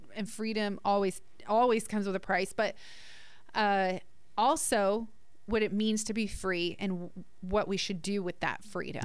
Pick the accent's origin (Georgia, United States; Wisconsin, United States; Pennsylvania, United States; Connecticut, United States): Pennsylvania, United States; outside of Philadelphia; I was born outside of Philadelphia, and so going to Philadelphia on a lot of field trips growing up